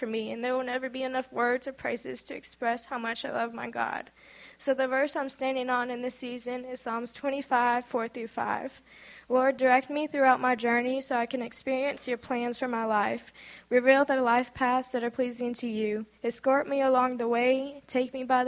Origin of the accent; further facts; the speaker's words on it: Houston, Texas, United States; I'm 18, and I'm from Houston, Texas